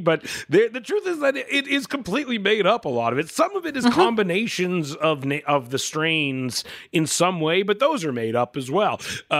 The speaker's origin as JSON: {"language": "English", "region": "Pacific Northwest", "country": "United States", "said": "we're from the Pacific Northwest, and we would always hear about the Pineapple Express was coming"}